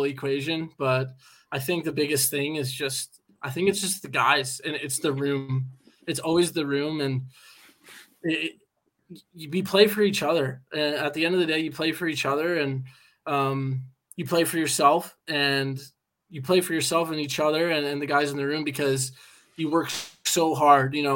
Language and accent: English; United States; moved away as an adult; now in Belfast, United Kingdom; I'm from the United States